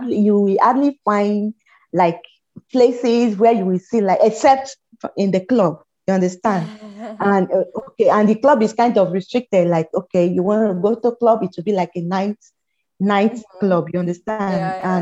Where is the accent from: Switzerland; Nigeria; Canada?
Nigeria; Lagos; moved away as an adult; now in Estonia; I live in Lagos. I grew up in Lagos. I was born in Lagos.